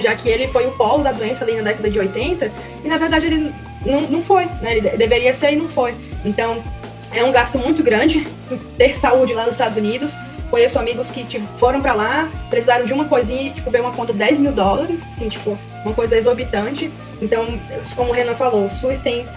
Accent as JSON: {"language": "Portuguese", "region": "Northeast Region", "country": "Brazil", "said": "Eu que venho do Nordeste"}